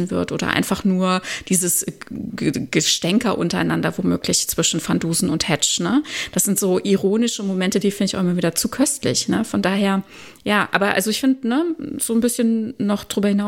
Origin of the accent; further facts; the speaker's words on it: Germany; dass ich, dass ich mich falsch repräsentiert fühle als Deutsche.